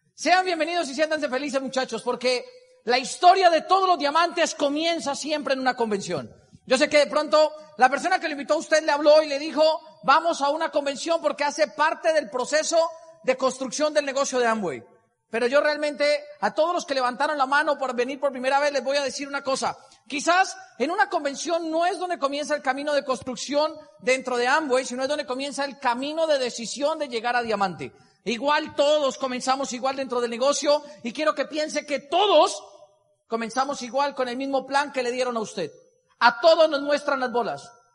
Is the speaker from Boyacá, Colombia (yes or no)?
yes; Boyacá, Colombia; moved away; also born or lived in Bogotá; Soy boyacense de pura raza. Soy de esos boyacenses de cepa, cepa, cepa, de esos que en algún momento se les coloreteó acá. Y crecí con toda la crianza boyacense